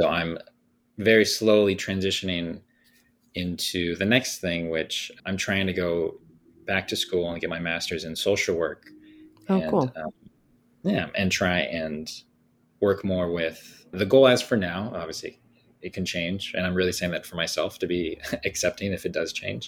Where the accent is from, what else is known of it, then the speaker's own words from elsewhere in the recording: Thousand Oaks, California, United States; I grew up in Thousand Oaks, California